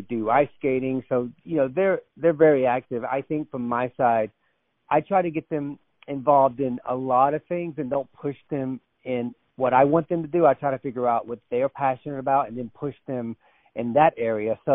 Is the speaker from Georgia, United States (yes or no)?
yes; North Georgia, United States; I was born and raised in North Georgia. So I'm a Southern guy. I was raised in the North Georgia mountains